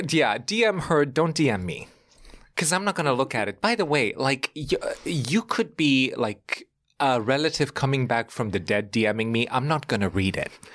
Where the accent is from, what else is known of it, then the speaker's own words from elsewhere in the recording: Germany; now in New York, United States; I grew up in Germany. We're very formal in the way that we communicate